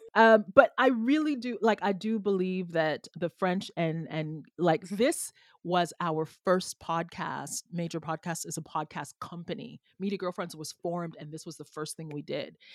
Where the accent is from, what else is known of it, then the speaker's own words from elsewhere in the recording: Jamaica; now in Canada; I am from a former enslaved colony in Jamaica historically.